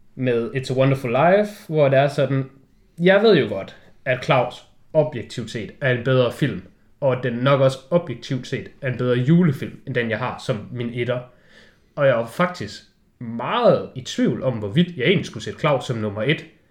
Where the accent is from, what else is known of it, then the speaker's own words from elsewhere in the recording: Denmark; du sidder som dansker